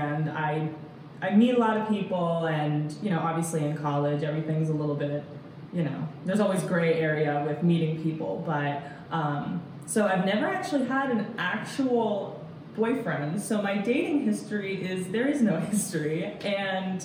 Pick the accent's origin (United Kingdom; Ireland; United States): United States; Fredericksburg, Virginia; moved away as an adult; also born or lived in Roanoke, Virginia; now in West Virginia, United States; I was born and raised in Fredericksburg, Virginia